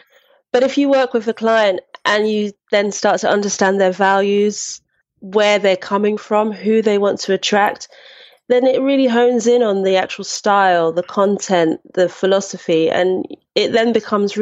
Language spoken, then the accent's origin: English; London, United Kingdom; I grew up in Brixton, which is South London.